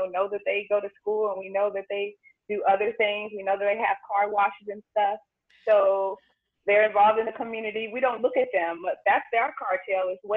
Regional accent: Los Angeles, California, United States; moved away as an adult; also born or lived in Houston, Texas; now in Vietnam; I'm from South Central LA.

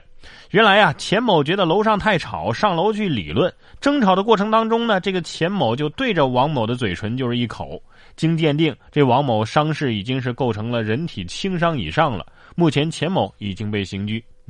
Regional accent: Hubei, China; now in Sichuan, China; 啊，咱们四川有四川的特色，

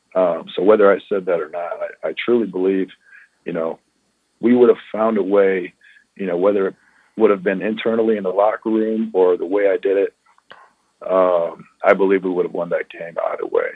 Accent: St. Louis, Missouri, United States; St. Louis born and raised

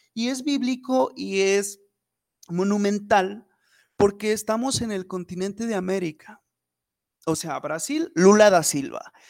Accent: Fresnillo, Zacatecas, Mexico; soy abogado de Fresnillo, Zacatecas

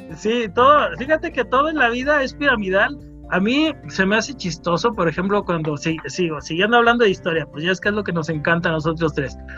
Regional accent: Guadalajara, Jalisco, Mexico; yo soy súper tapatío

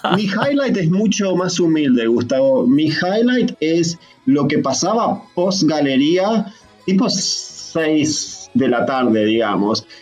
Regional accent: San Pedro, Buenos Aires Province, Argentina; also born or lived in San Martín, Buenos Aires / Santos Lugares, Buenos Aires; now in Australia; me crié en San Pedro, provincia de Buenos Aires

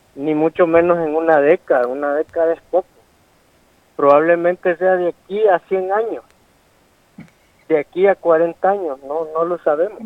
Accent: El Salvador; como salvadoreño

